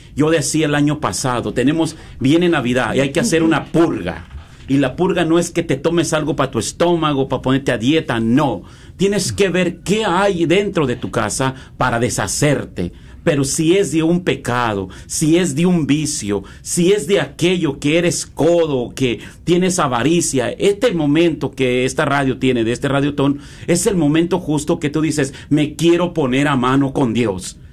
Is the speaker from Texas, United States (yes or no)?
no; Los Angeles, California, United States; realmente yo soy de Los Ángeles